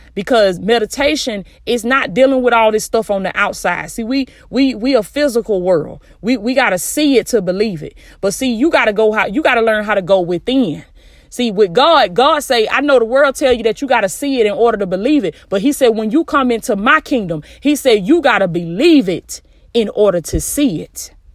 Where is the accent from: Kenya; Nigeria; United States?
United States; the South; I'm from the South, baby. That's how we used to talk